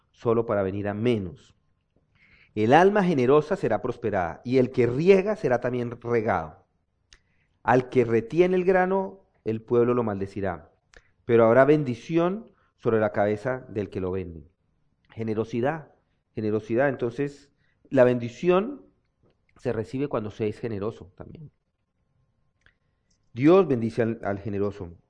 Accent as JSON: {"language": "Spanish", "town": "Zapatoca", "region": "Santander", "country": "Colombia", "tie": "born or raised there", "said": "de mi pueblo, dicen que son los de Zapatoca, que es una ciudad también, que son codo."}